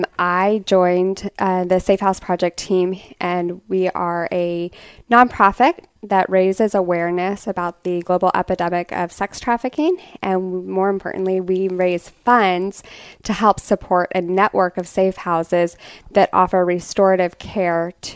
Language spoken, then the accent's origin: English; Denver, Colorado, United States; now in Norfolk, United States; I grew up in Denver, Colorado